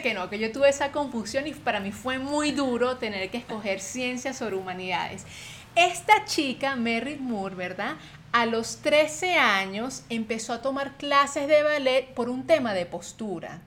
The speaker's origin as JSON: {"language": "Spanish", "country": "Venezuela", "moved": "yes", "said": "Adri y yo, que venimos de Venezuela"}